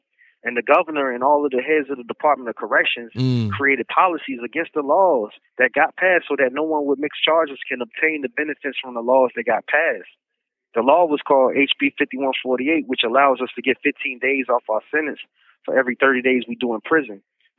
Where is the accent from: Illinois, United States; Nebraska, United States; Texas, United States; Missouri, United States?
Illinois, United States; Chicago; also born or lived in Virginia; know, I've been back and forth between Chicago and Virginia my whole life.